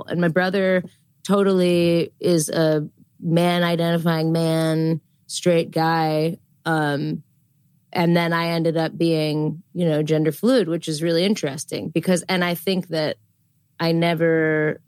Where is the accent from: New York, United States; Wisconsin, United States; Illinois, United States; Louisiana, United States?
Illinois, United States; outside of Chicago; Where I grew up outside of Chicago, it was definitely not like